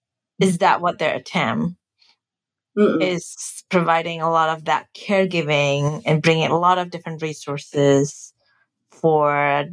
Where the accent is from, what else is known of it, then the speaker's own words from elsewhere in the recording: Indonesia; now in United States; I grew up in Indonesia where we take care of aging is the family take care of parents.